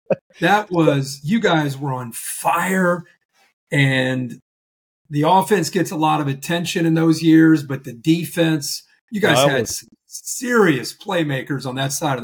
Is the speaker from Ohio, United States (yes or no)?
yes; Ohio, United States; I grew up in the Midwest, just like you in Ohio.